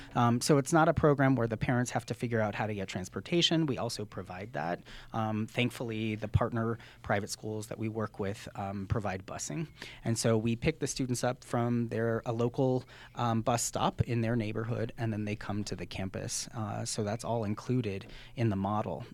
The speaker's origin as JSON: {"language": "English", "region": "New Mexico", "country": "United States", "tie": "born or raised there", "said": "I'm from New Mexico, born and raised"}